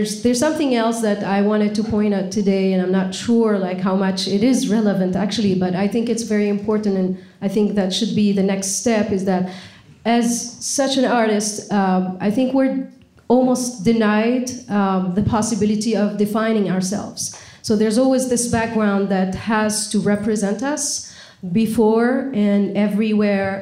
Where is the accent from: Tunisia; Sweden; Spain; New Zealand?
Tunisia; moved away as an adult; now in United States; I'm from Tunisia